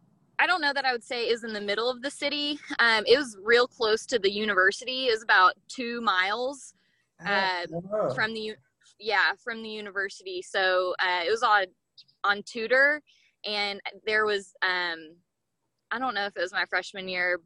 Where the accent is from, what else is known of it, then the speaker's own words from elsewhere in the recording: Arkansas, United States; moved away as an adult; also born or lived in Anchorage, Alaska; I am originally from Arkansas and I went, actually in fall of 2011, I moved to Anchorage to go to college there.